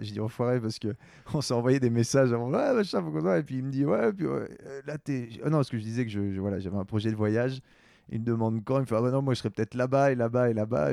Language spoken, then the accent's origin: French; Quebec, Canada; moved away; also born or lived in France / Montreal; j'ai grandi au Québec, mais je suis né en France